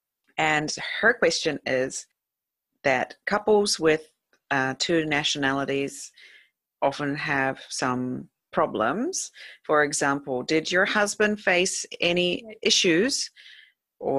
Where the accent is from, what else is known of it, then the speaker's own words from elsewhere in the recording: New Zealand; now in Japan; not because I was from New Zealand